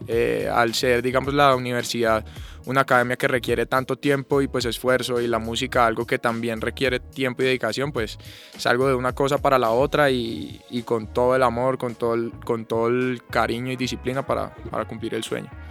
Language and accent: Spanish; Huila, Colombia; moved away as an adult; now in Bogotá, Colombia; soy del Huila, y bueno, desde los seis años estoy en el, tema de la música